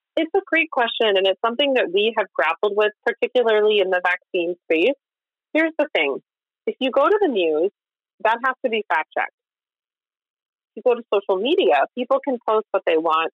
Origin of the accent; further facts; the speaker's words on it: Kansas, United States; moved away; I grew up in Kansas